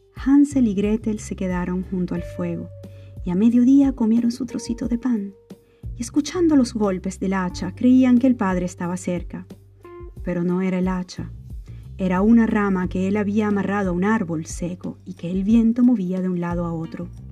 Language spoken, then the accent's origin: Spanish; Mérida, Venezuela; venezolana de Mérida